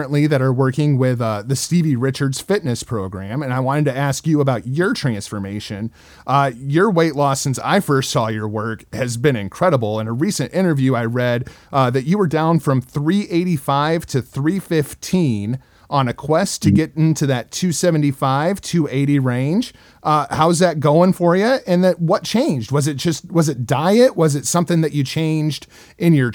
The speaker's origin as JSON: {"language": "English", "region": "Illinois", "country": "United States", "tie": "born or raised there", "said": "I grew up in Illinois"}